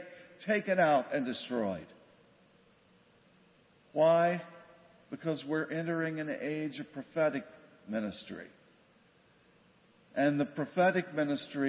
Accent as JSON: {"language": "English", "region": "West Virginia", "country": "United States", "tie": "born or raised there", "moved": "yes", "lives_now": "Grand Rapids, United States", "said": "I grew up in West Virginia"}